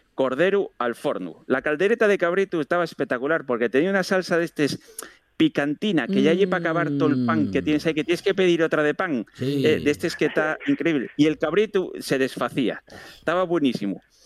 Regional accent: Asturias, Spain; parece que tenemos los asturianos

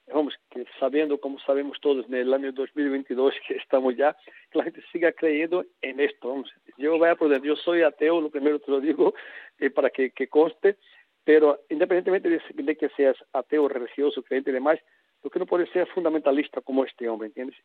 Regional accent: Brazil; moved away as an adult; now in Spain; cuando salí de Brasil, hace ya 30 años

